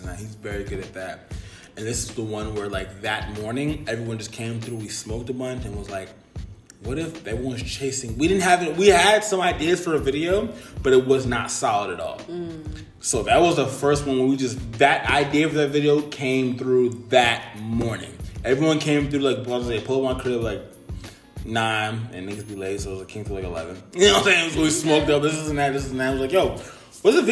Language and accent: English; United States; I'm the first generation born in America.